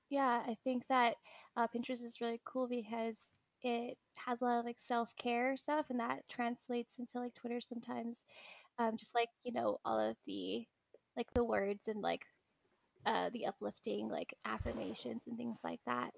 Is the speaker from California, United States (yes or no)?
yes; California, United States; I'm from California